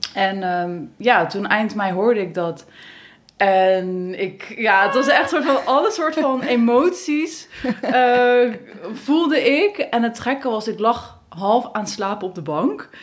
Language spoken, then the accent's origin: Dutch; Middelburg, Zeeland, Netherlands; ik ben geboren in Zeeland, in Middelburg